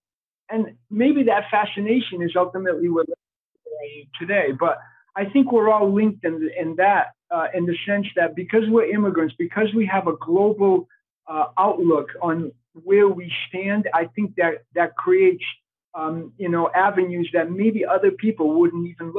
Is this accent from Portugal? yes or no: yes; Portugal; born there; Obviously, my first name cannot be Peter if I was born in Portugal.